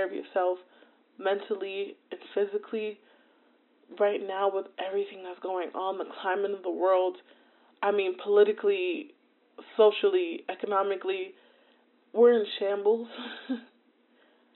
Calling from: New Jersey, United States; I'm calling in from New Jersey

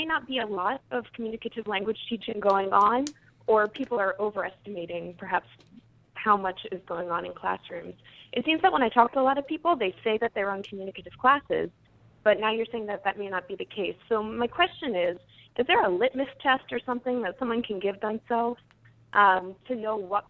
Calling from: Princeton, New Jersey, United States; I'm calling from Princeton, New Jersey

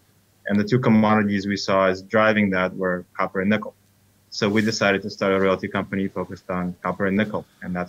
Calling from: New York City, New York, United States; I'm calling in from New York City.

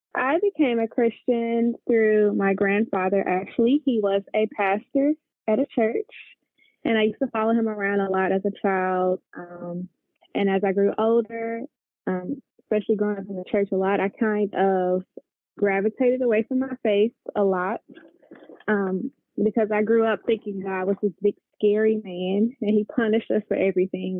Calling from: Memphis, Tennessee, United States; I am currently calling in from Memphis, Tennessee

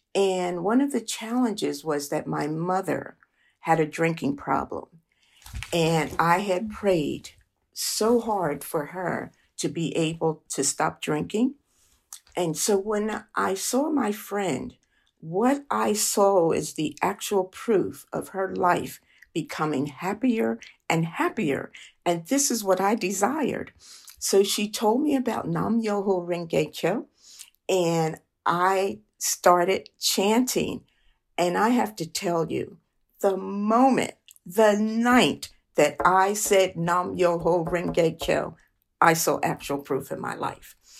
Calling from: Philadelphia, Pennsylvania, United States; I'm calling from Philadelphia

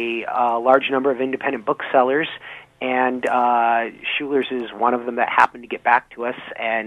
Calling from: Boston, Massachusetts, United States; I'm calling in from Boston, which is where the offices of the American Heritage Dictionary are.

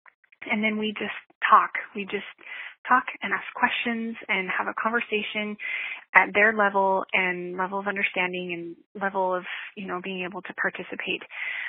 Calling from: Nashville, Tennessee, United States; This is …. I'm calling from Nashville, Tennessee.

